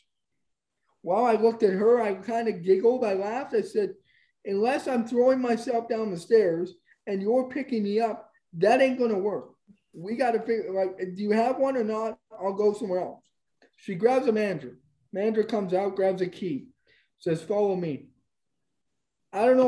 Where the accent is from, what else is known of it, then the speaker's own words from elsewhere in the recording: Canada; I'm born here. I'm a Canadian citizen.